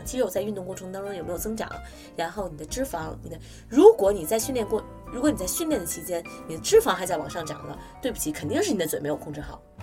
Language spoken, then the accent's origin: Chinese; China; 我们中国人